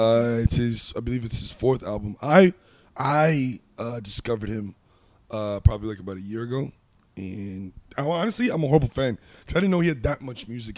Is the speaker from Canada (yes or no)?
yes; Montreal, Quebec, Canada; now in Vancouver, Canada; technically I grew up outside of Montreal, like, just out on the outskirts